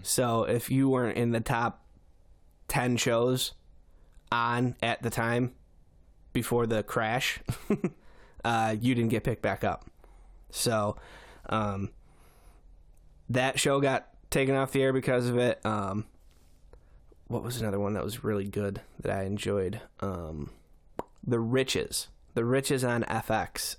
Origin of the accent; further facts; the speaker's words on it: Syracuse, New York, United States; I'm from Syracuse